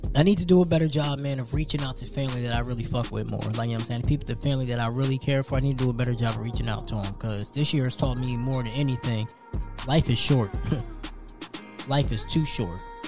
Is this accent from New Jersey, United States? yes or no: yes; New Jersey, United States; moved away; I'm from New Jersey